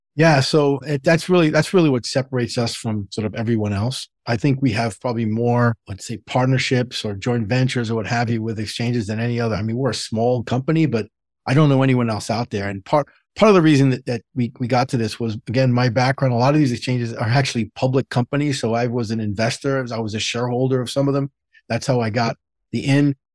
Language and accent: English; New York City, New York, United States; I grew up in the Bronx, New York